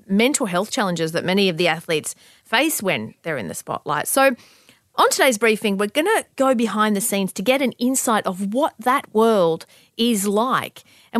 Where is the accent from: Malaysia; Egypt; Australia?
Australia; As an Australian who lives in the upside down hemisphere